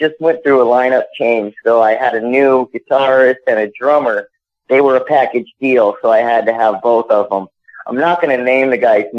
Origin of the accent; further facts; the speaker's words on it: Arizona, United States; now in Lexington, United States; I'm originally from Arizona